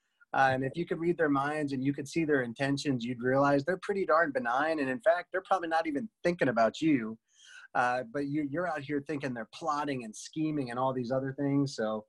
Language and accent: English; Northeast, United States; moved away as an adult; I came from the Northeast where it's super tense and super aggressive.